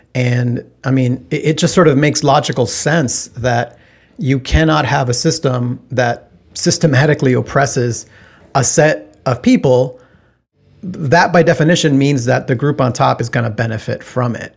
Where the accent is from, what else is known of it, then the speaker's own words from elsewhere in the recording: Texas, United States; I grew up in Texas, and I went to college at the University of Texas